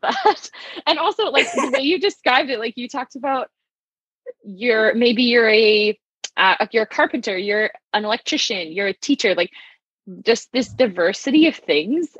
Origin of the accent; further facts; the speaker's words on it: Southern Saskatchewan, Canada; I grew up in Southern Saskatchewan